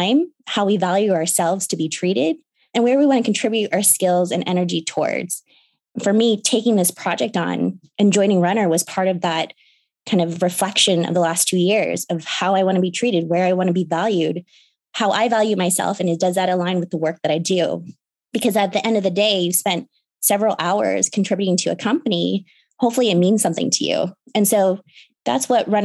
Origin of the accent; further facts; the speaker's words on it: Seattle, Washington, United States; also born or lived in Chicago, Illinois; I grew up in Seattle